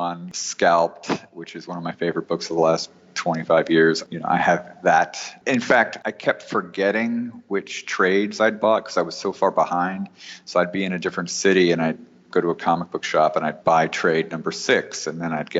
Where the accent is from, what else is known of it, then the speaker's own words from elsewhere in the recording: New York, United States; moved away as an adult; now in Los Angeles, United States; I'm from New York, and I was living in New York